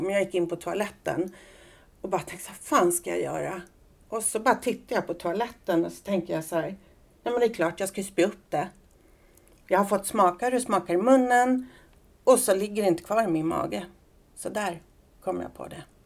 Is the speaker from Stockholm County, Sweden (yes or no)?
yes; Solna, Stockholm County, Sweden; also born or lived in Las Palmas, Spain / Söråker / Sollentuna; sen i årskurs två eh, så fick mamma en lägenhet i Solna. Så där eh, växte jag upp